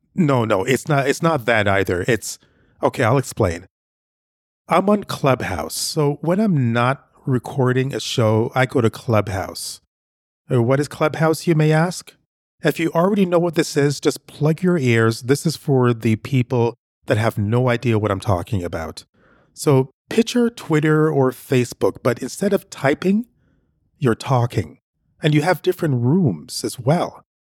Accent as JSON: {"language": "English", "country": "Jamaica", "moved": "yes", "lives_now": "Canada", "said": "I'm originally from Jamaica."}